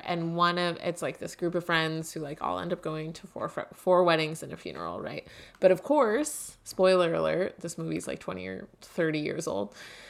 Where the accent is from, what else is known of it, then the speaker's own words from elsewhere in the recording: Hillside, New Jersey, United States; I'm from New Jersey too.